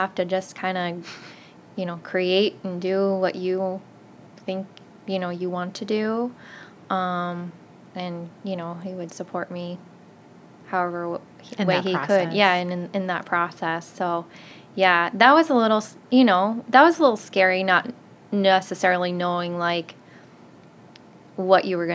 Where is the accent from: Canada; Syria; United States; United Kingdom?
United States; Western Iowa; me not being from Des Moines area, I grew up in Western Iowa